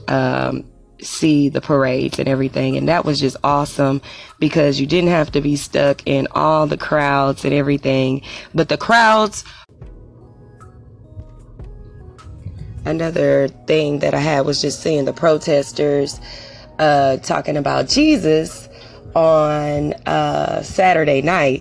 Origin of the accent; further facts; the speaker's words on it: Texas, United States; I'm from Texas